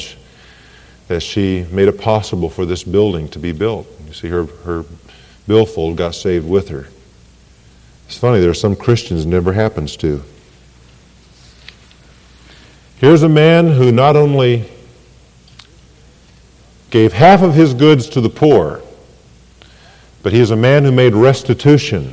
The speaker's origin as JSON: {"language": "English", "country": "Ireland", "said": "I am Irish. I'm glad I'm Irish."}